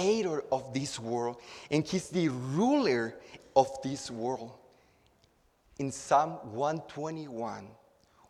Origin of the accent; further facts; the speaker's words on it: Acapulco, Guerrero, Mexico; now in Houston, United States; I'm from Acapulco, Mexico. My city is built around the Bay of Acapulco, and it's built up in the hills. And when I was a child, I used to go exploring after a rainstorm with all my friends from my neighborhood.